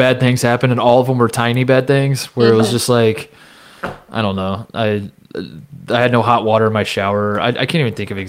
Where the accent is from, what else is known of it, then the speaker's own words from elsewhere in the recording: Indiana, United States; moved away as an adult; also born or lived in Ohio; I grew up in Indiana